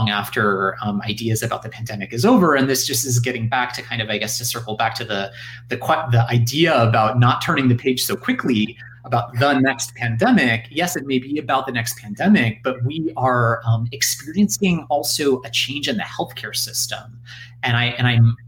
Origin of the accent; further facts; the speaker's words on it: United States; as an American